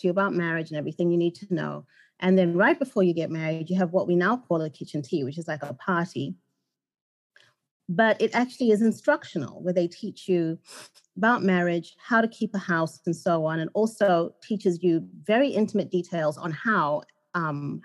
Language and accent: English; Zimbabwe; now in United States; I grew up in Zimbabwe